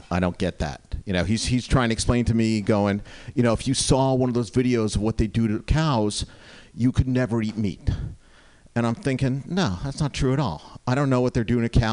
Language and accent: English; New Jersey, United States; moved away; when I was growing up in New Jersey